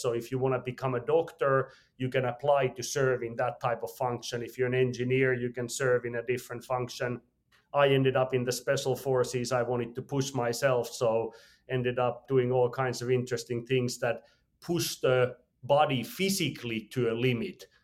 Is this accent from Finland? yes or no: yes; Finland; I was born in Finland, regular family